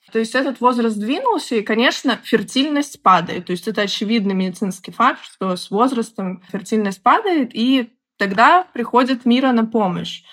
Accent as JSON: {"language": "Russian", "region": "Minsk", "country": "Belarus", "tie": "born or raised there", "also_born_or_lived": "Moscow", "moved": "as an adult", "said": "Я из Беларуси, из города Минска. Бакалавриат я заканчивала в Минске"}